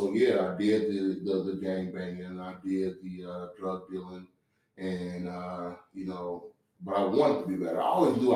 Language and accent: English; Chicago, Illinois, United States; also born or lived in Waterloo, United States; I'm from Chicago. I grew up between Chicago and a small town in Waterloo, Iowa.